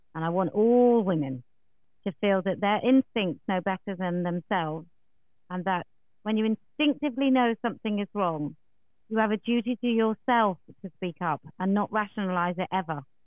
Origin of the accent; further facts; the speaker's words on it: England, United Kingdom; as a an English woman